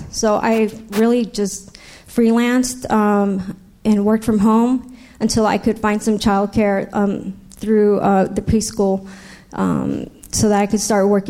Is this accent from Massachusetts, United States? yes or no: no; San Diego, California, United States; also born or lived in Los Angeles / New York; I was raised right here in San Diego. I went to school at Mission Bay High School.